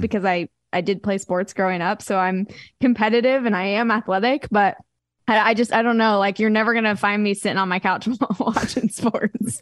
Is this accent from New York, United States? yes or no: no; Wichita, Kansas, United States; now in Nashville, United States; growing up in Wichita, Kansas, like, there wasn't any pro teams for any sport.